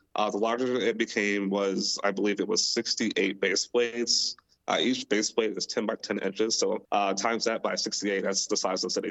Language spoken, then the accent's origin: English; Milwaukee, Wisconsin, United States; moved away; I am also from Milwaukee, uh, born and raised there, lived there my entire life